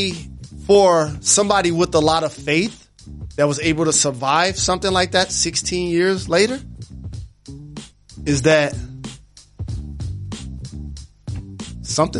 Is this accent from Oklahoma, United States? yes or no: no; Detroit, Michigan, United States; I'm from Detroit.